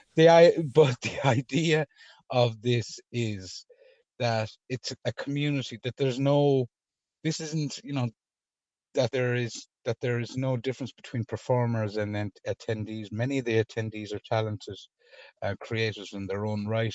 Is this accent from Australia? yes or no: no; Ireland; as an Irish man